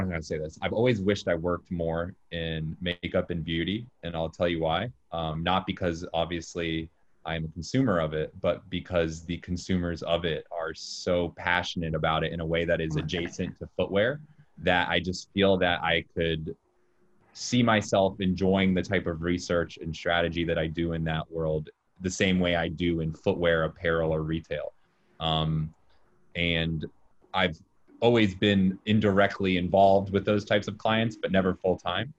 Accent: Jacksonville, Florida, United States; moved away as an adult; also born or lived in Orlando, Florida; now in New York City, United States; I'm from Jacksonville, Florida

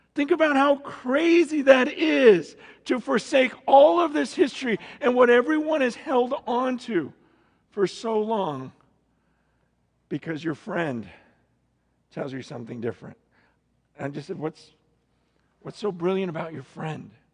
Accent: Stockton, California, United States; born or raised there; also born or lived in San Francisco, California

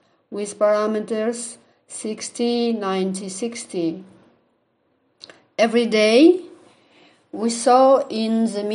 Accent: Aktau, Mangystau Region, Kazakhstan; I am from Kazakhstan, Aktau City.

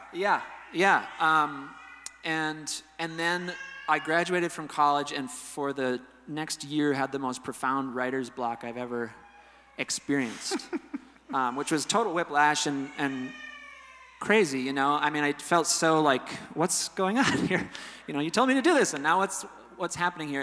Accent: Amery, Wisconsin, United States; I grew up in Amory, Wisconsin, a little town

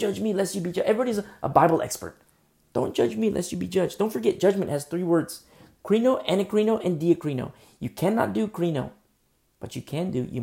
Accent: United States; I'm an American, but above that, I'm a Christian

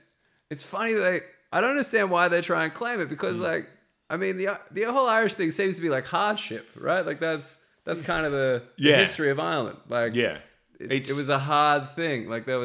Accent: Sydney, New South Wales, Australia; now in United Kingdom; I'm from Sydney

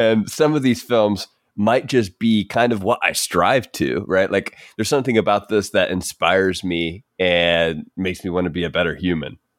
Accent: United States; a basic white guy growing up in America

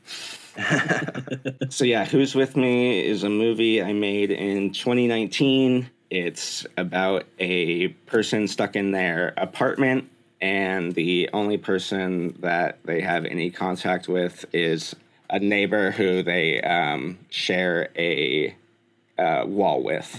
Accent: Bay Area, California, United States; moved away; I'm from the Bay Area originally, so I was there recently as well.

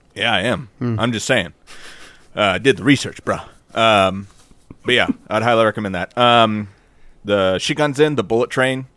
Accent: United States; we're American

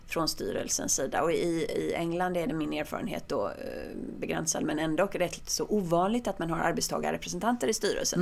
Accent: Sweden; jag är svensk

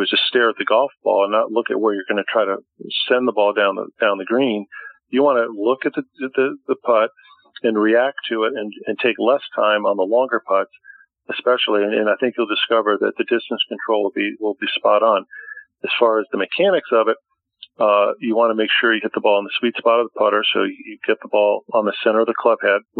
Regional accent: Connecticut, United States; now in Boca Raton, United States; my home state of Connecticut

